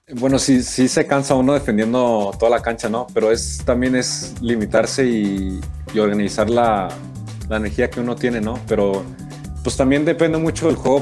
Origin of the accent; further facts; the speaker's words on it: Mexico; tenemos muchas cualidades también nosotros como mexicanos